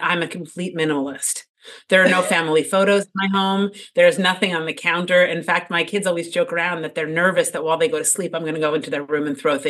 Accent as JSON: {"language": "English", "town": "Ardsley", "region": "New York", "country": "United States", "tie": "born or raised there", "said": "I grew up in a suburb outside of New York City. It's called Ardsley, New York, in Westchester, small town."}